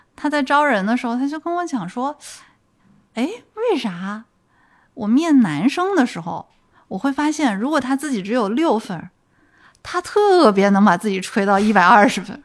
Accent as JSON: {"language": "Chinese", "region": "Guangdong", "country": "China", "tie": "born or raised there", "also_born_or_lived": "London", "said": "我广东长大嘛"}